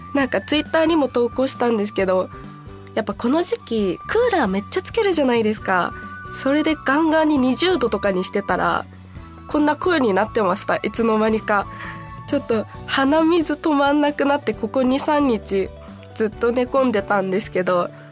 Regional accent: Kansai, Japan; 関西出身なのでやっぱちっちゃい頃からたこ焼きを見て食べて育ってきた

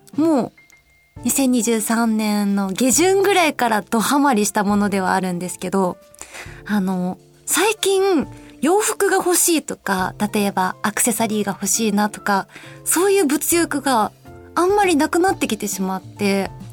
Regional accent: Osaka, Japan; 私の出身が大阪なんですけど

